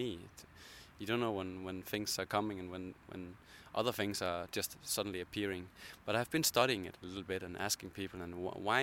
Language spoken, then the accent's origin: English; Copenhagen, Capital Region of Denmark, Denmark; I'm from Copenhagen